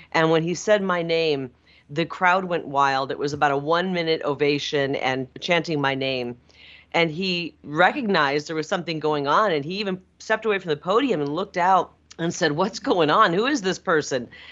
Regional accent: Iowa, United States; now in Arizona, United States; a young kid, uh, growing up in Iowa, in a rural part of the country, youngest of nine

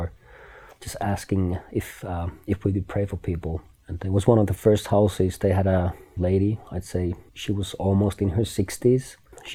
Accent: Finland; now in Kona, United States; I'm from Finland.

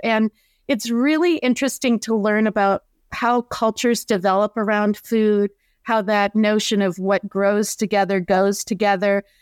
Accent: North Dakota, United States; I grew up in North Dakota

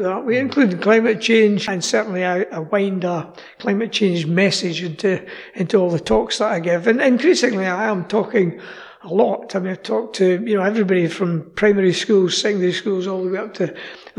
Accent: Scotland, United Kingdom; I'm from Scotland

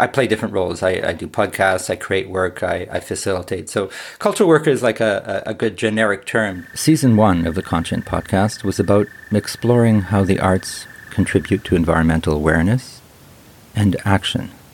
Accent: Ottawa, Ontario, Canada; moved away; I live in Ottawa and I was born in Ottawa, though I lived in many other places

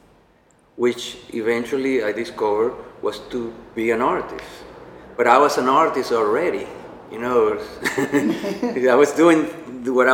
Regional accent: Venezuela; moved away as an adult; now in United States; I'm from Venezuela.

